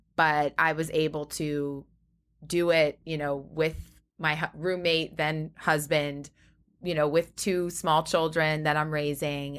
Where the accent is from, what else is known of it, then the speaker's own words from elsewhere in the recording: Great Neck, New York, United States; I'm from Long Island, Great Neck